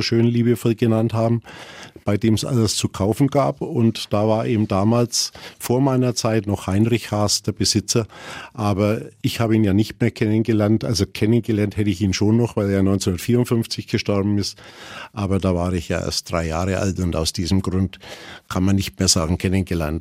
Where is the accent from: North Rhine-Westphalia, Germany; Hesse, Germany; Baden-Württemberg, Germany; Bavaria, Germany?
Bavaria, Germany; Roßtal; Ich bin im, am Marktplatz aufgewachsen